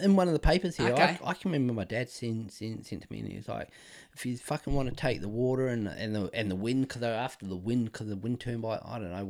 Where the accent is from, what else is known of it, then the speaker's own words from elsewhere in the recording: Australia; What the indigenous get there should be the same as me, because I'm Australian as well.